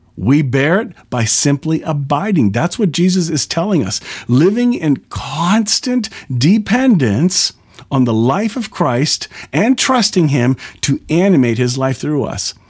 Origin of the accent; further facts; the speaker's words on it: Canada; I'm a Canadian